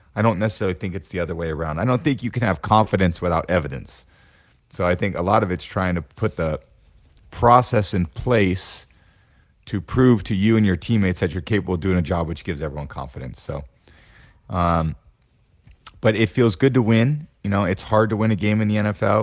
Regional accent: Bay Area, California, United States; moved away as an adult; also born or lived in Boston; growing up in the Bay Area, NorCal kid, you know, I grew up with the Niners as my team

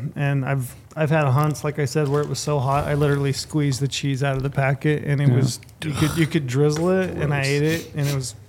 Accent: Utah, United States; We're from Utah.

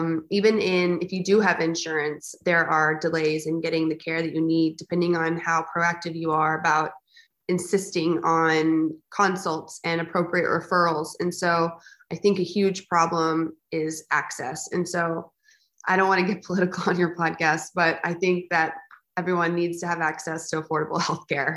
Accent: South Texas, United States; I grew up in South Texas, where kind of everyone was a barrel racer

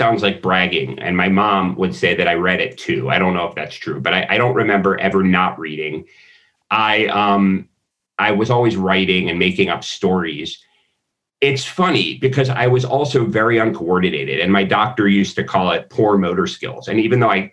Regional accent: Florida, United States; also born or lived in Philadelphia, Pennsylvania; I moved from Philadelphia to Florida when I was like 9

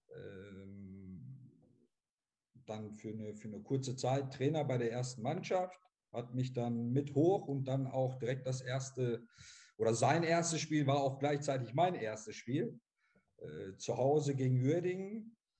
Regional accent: Essen, North Rhine-Westphalia, Germany; als Essener, äh, der hier äh, geboren, aufgewachsen ist

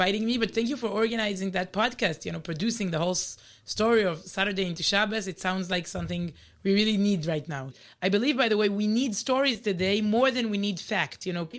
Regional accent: Israel; English is a second language; We're really native Israelis.

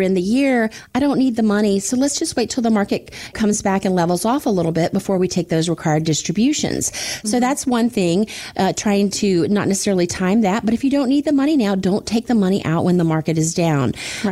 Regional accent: Florida, United States; growing up in Florida

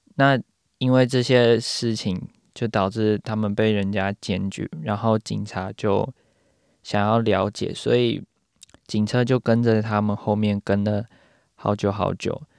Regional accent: Taiwan; now in New Zealand; 身为台湾人住在纽西兰的我

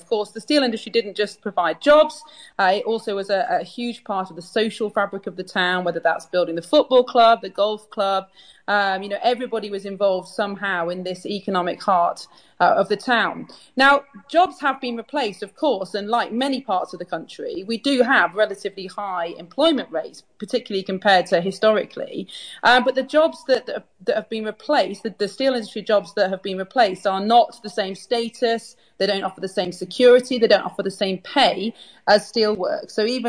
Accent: Sheffield, Yorkshire and the Humber, United Kingdom; I grew up in Sheffield. I've lived in Sheffield all my life.

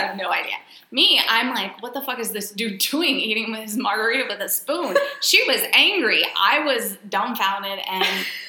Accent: Texas, United States; we're from Texas.

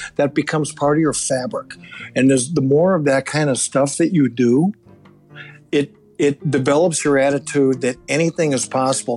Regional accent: Minneapolis, Minnesota, United States; my hometown in Minneapolis

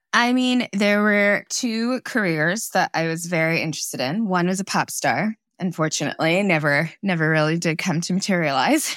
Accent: Torrance, California, United States; also born or lived in Kolkata, India; So I grew up in Southern California, in Torrance

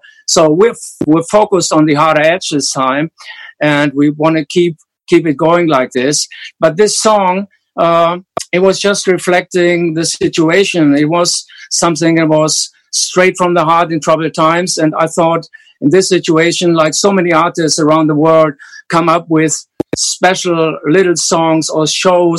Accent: Hanover, Lower Saxony, Germany; English is a second language; growing up in post-war Germany, like Rudolf and myself

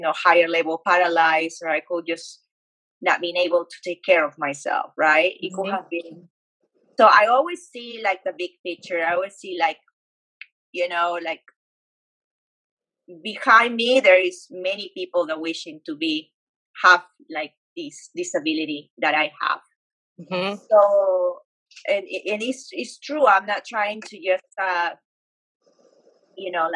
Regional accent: Peru; moved away as an adult; now in Dallas, United States; I grew up in Peru and I moved to the States when I was 19 years old

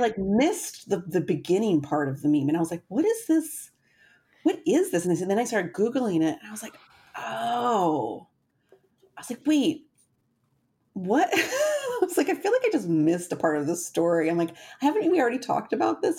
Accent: Wisconsin, United States; I'm from Wisconsin

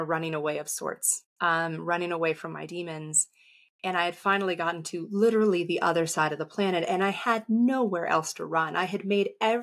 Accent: San Diego, California, United States; I grew up in San Diego

